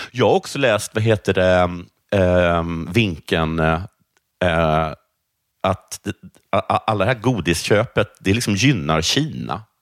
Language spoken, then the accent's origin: Swedish; Sweden; ingen skulle se att jag är svensk.